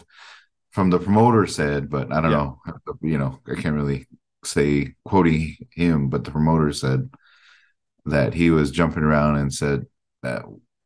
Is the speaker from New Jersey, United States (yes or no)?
no; Window Rock, Arizona, United States; We originated from the Navajo Reservation, Window Rock, Arizona